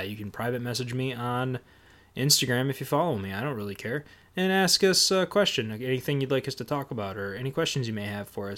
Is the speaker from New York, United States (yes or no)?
yes; northern New York, United States; moved away; I grew up in northern New York, right on the pretty much the edge of Canada